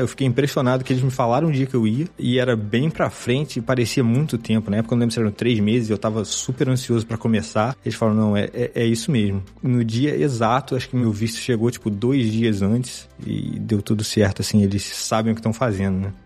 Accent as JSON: {"language": "Portuguese", "town": "Miguel Pereira", "region": "Rio de Janeiro", "country": "Brazil", "also_born_or_lived": "Juiz de Fora", "moved": "as an adult", "lives_now": "Stockholm, Sweden", "said": "Eu sou de uma cidade bem pequena do interior do Rio, chamada Miguel Pereira"}